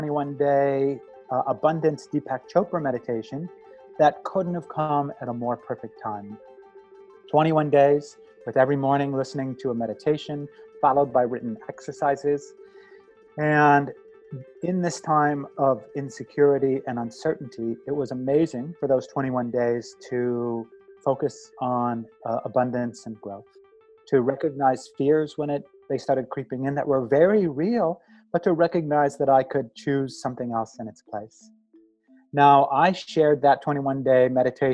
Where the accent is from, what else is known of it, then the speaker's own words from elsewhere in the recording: Midwest, United States; also born or lived in New York / Montreal / San Francisco; now in New Orleans, United States; I was a painter from the Midwest.